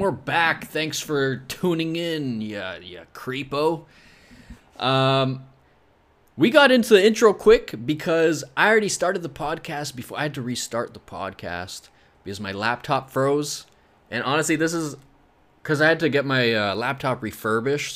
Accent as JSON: {"language": "English", "region": "Scotland", "country": "United Kingdom", "said": "I'm Scottish"}